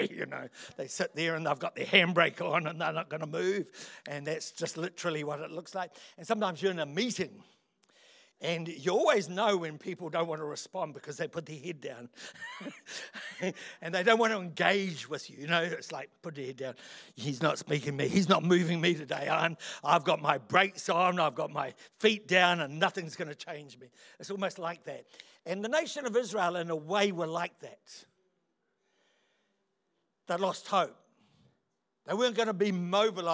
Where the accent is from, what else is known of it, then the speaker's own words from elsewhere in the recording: Otaki, Wellington, New Zealand; also born or lived in London; I'm a country boy. I come from Otaki